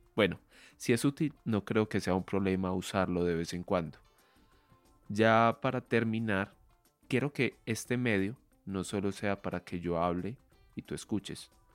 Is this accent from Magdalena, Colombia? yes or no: no; Medellín, Antioquia, Colombia; soy colombiano, soy de Medellín y vivo actualmente aquí en esta ciudad